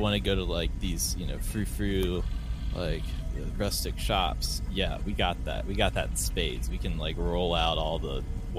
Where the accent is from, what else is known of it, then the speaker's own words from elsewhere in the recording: Virginia, United States; moved away; I'm more south. I'm kind of a bad example because I'm from Virginia, which, you know, is radically different from West Virginia.